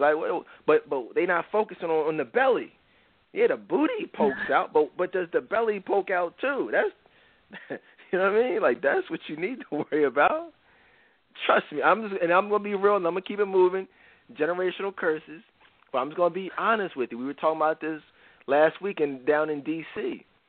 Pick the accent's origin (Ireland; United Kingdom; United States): United States; Philadelphia, Pennsylvania; Philly, my hometown